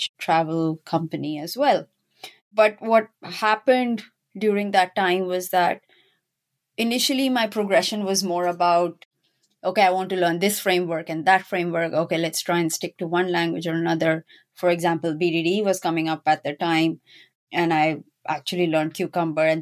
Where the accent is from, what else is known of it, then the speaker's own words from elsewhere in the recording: Pakistan; moved away; I'm originally from Pakistan. And when I was growing up in my school, we actually had either biology or computer science as an option